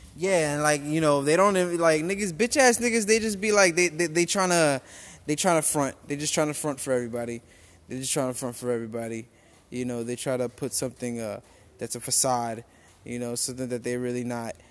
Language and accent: English; New York, United States; moved away; also born or lived in Rincon, Puerto Rico; I'm from New York. We're both from New York